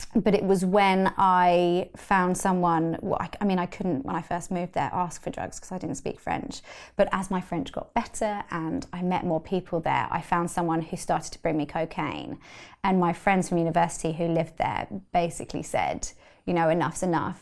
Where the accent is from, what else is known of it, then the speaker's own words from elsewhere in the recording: London, United Kingdom; I grew up in London